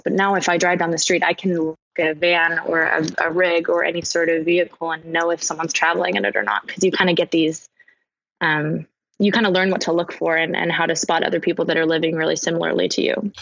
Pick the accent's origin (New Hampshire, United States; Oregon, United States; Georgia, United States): Oregon, United States; Portland; moved away; I'm originally from Portland, Oregon, so I went home to spend the holidays with my family